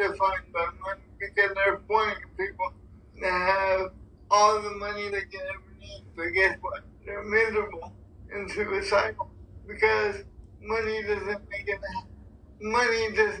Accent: Cleveland, Ohio, United States; Well, I'm from Cleveland

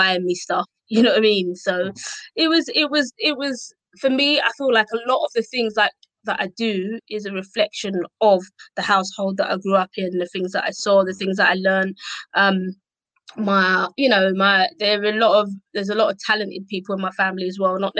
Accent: London, United Kingdom; accent: Cockney; also born or lived in Essex; I loved growing up in Tower Hamlets

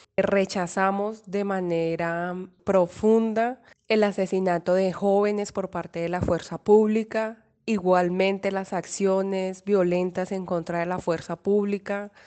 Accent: Colombia; todos como colombianas y colombianos

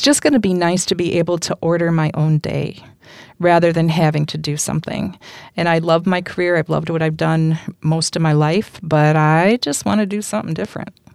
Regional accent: Holland, Michigan, United States; also born or lived in West Olive, Michigan; born and raised in Holland, on the north side

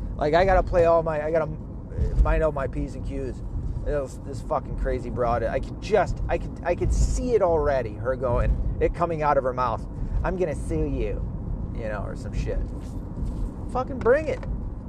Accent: Arkansas, United States; born there; I was born in Arkansas, so I am technically an Arkansasian. Arkansan.

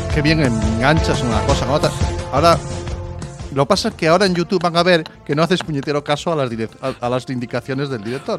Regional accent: Zarautz, Basque Country, Spain; born or raised there; moved away

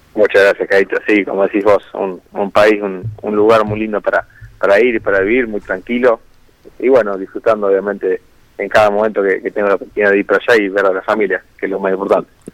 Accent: San Carlos, Maldonado, Uruguay; now in Mar del Plata, Argentina; un poco más sobre la costa, eh, más cerca de, Maldonado, en San Carlos más específicamente

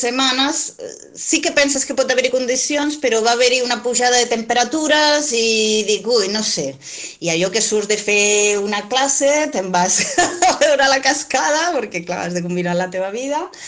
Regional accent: Moianès, Catalonia, Spain; aquí, en, el, en la meva comarca

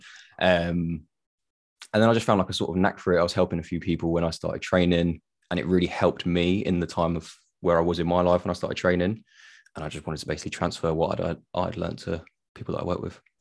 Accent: Tenerife, Canary Islands, Spain; I'm from Tenerife.

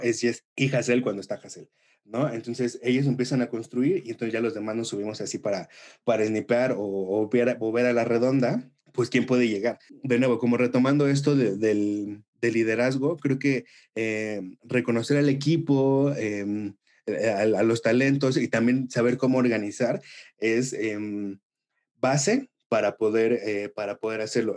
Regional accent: Mexico; como latinos, como mexicanos

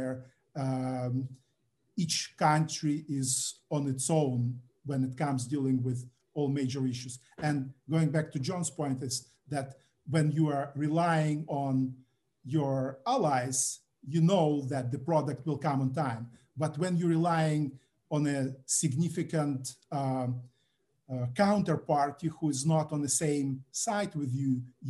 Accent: Ukraine; moved away as an adult; also born or lived in Canada; growing up in Soviet Union

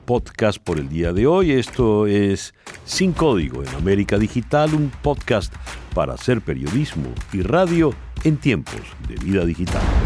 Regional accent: Venezuela; de esa división venimos los venezolanos. Y por todo lo que he vivido como venezolano

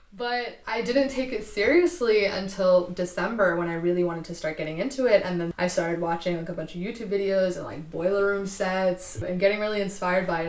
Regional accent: Castro Valley, California, United States; now in San Francisco, United States; I was born and raised in Castro Valley

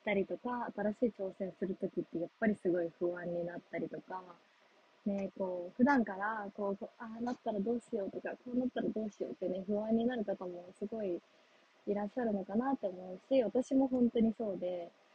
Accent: Japan; moved away; also born or lived in United States; 日本に帰ってくる

